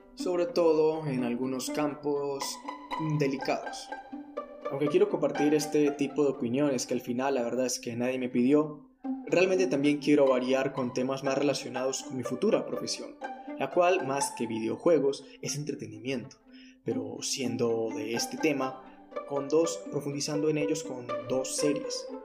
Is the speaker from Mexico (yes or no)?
no; Antioquia, Colombia; also born or lived in Medellín; soy de Colombia, más específicamente de Antioquia y resido en Medellín